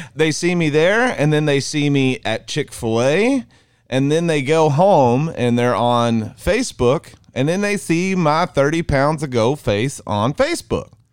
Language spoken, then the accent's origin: English; Mineral Wells, United States; We're from Mineral Wells, America